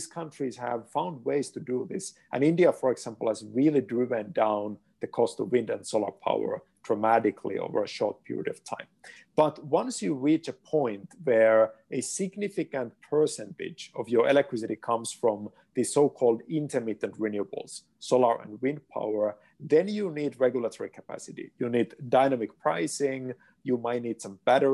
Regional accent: Finland; moved away; my home country, Finland

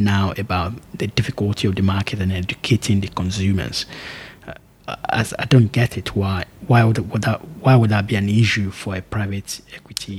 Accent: Nigeria; as a Nigerian

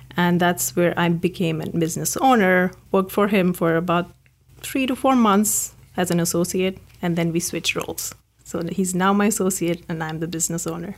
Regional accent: India; moved away as an adult; now in California, United States; I grew up in India

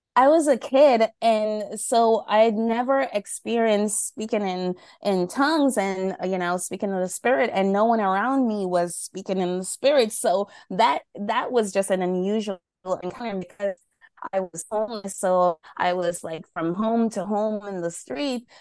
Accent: Jamaica; now in New York, United States; right now I'm in New York, um, in the cold, but I'm from Jamaica.

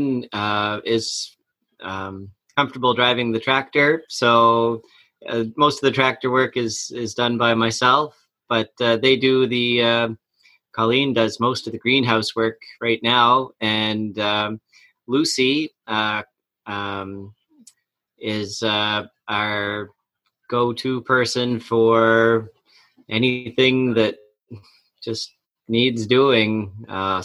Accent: Amherst, Nova Scotia, Canada; I grew up outside of Amherst in West Amherst, and I went to Amherst High School and Junior High

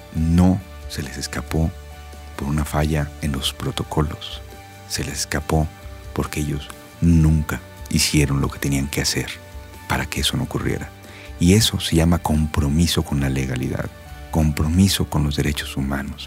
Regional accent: Mexico

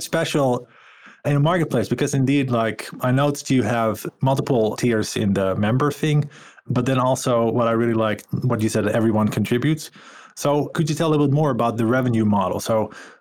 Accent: Finland; I'm from Finland

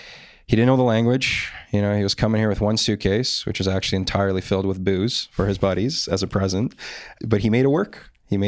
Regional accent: North York, Ontario, Canada; also born or lived in Poland; So I was actually born in Poland. So I grew up for about 6 years in Europe, and I immigrated here with my family when I was six, and then I moved around a lot. I initially grew up in North York

